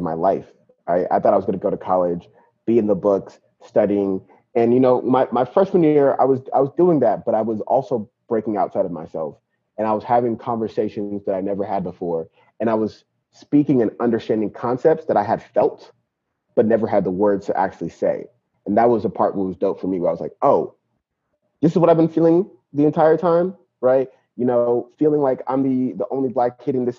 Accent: San Bernardino, California, United States; also born or lived in Nigeria / Queens, New York / Bay Area; my mom brought me and my brother to California, to San Bernardino, because there was a Nigerian community out here, and then I grew up in San Bernardino

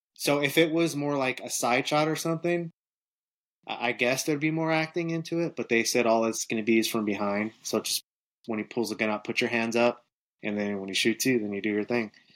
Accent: Northern California, United States; moved away as an adult; also born or lived in Los Angeles; now in Atlanta, United States; So, I'm originally from Northern California. I'm originally from the 209

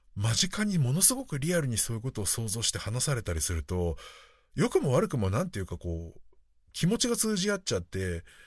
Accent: Japan; 私は日本で生まれ育って

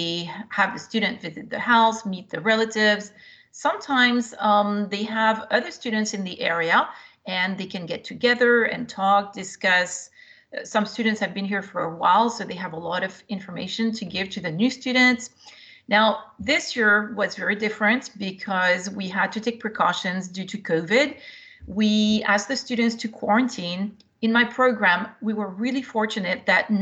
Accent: France; also born or lived in Europe; now in United States; I came originally from France, and I was an exchange student myself.

